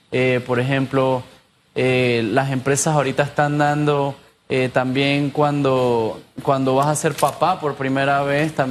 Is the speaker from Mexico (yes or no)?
no; Panama; Yo soy panameño.